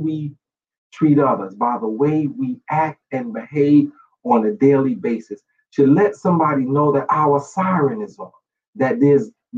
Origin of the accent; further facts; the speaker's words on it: New York City, New York, United States; I grew up in New York City